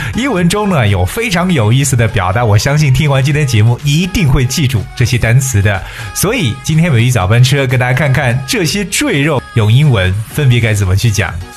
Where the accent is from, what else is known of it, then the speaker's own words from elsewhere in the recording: China; 我们中国人常讲的游泳圈